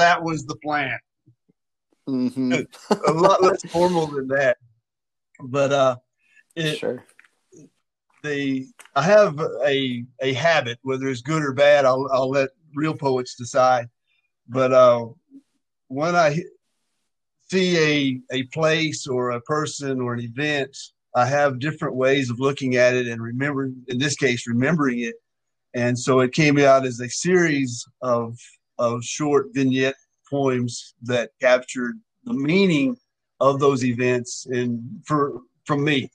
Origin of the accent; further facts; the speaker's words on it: Kentucky, United States; growing up in Kentucky with Walter Cronkite on the news